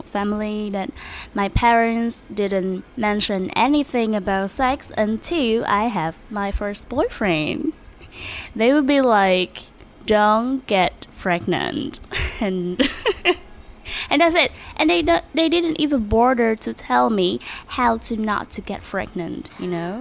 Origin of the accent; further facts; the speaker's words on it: Ho Chi Minh City, Vietnam; I'm from Saigon, born and raised here in Saigon